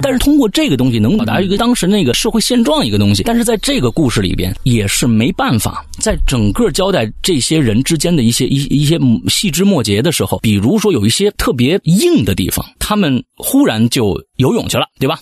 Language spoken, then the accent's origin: Chinese; China; 作为中国人